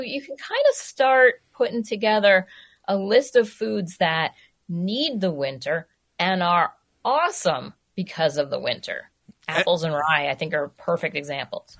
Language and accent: English; New York City, New York, United States; now in Minnesota, United States; I grew up in New York City